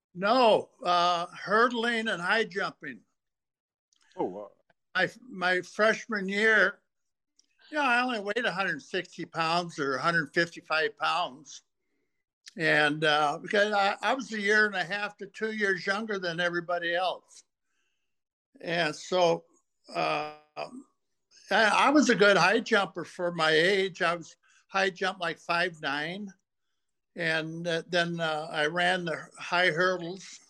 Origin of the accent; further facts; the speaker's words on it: Portland, Oregon, United States; now in Minnesota, United States; I uh, grew up in Portland, Oregon. I was born in 43.